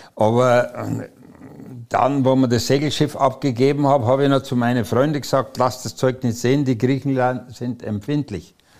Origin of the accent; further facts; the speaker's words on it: Munich, Bavaria, Germany; moved away; also born or lived in Breslau (Wrocław); da wo der beste Fußball gespielt wird, aus München